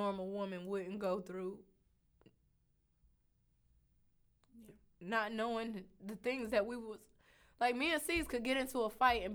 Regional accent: the South, United States; also born or lived in North Carolina; I'm from the South

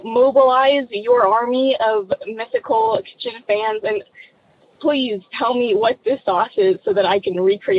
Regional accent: Texas, United States; moved away; I'm originally from Texas.

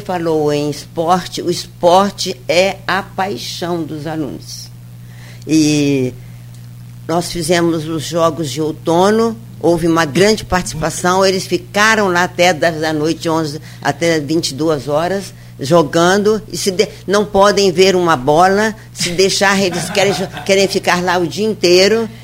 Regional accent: Mariana, Minas Gerais, Brazil; now in Campos dos Goytacazes, Brazil; Eu sou de Minas, sou de mais município de Mariana

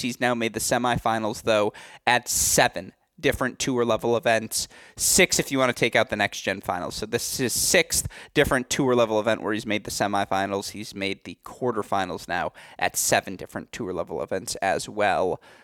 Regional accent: Michigan, United States; my home state of Michigan

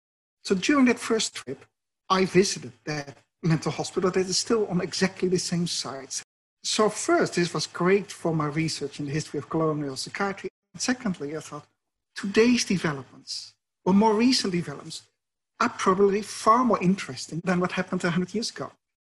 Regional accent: Netherlands; accent: Dutch; English is a second language; moved away as an adult; also born or lived in United States / Sydney, Australia; My father was a psychiatrist and I grew up next to a mental hospital in the Netherlands.

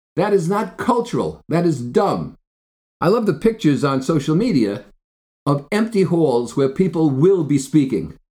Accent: New Jersey, United States; I grew up in Jersey

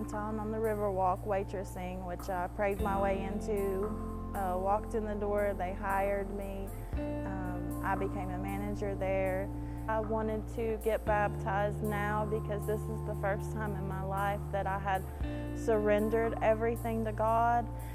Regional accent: Ashland, Kentucky, United States; moved away as an adult; now in Texas, United States; I'm from Ashland, Kentucky.

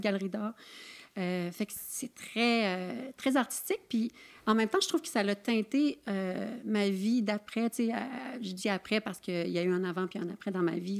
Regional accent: Saint-Siméon, Quebec, Canada; moi, je viens d'une petite région dans Charlevoix

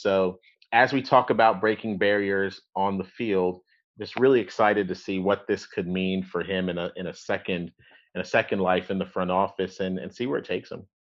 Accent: Tampa, Florida, United States; growing up in Tampa

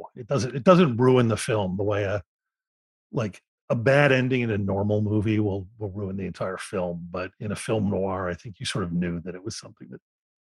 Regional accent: Philadelphia, Pennsylvania, United States; when I was growing up in Philadelphia

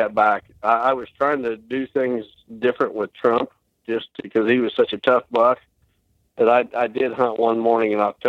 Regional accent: Illinois, United States; my home state of Illinois

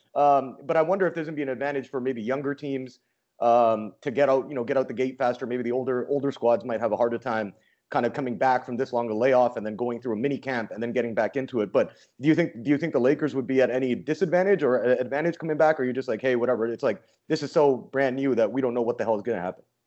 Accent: Vancouver, British Columbia, Canada; I'm from Vancouver

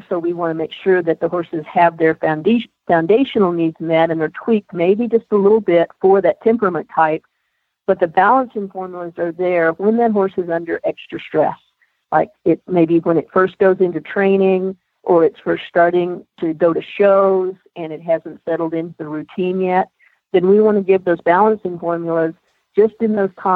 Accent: Texas, United States; moved away as an adult; now in Colorado, United States; I grew up in Texas

